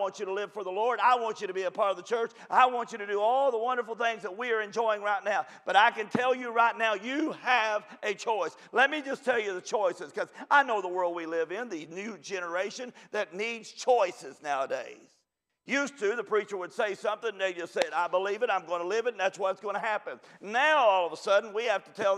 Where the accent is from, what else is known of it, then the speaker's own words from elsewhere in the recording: Kentucky, United States; I'm from Kentucky, if you already couldn't tell